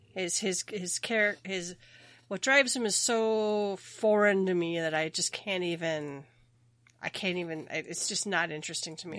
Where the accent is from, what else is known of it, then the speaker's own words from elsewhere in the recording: Minnesota, United States; I am from Minnesota.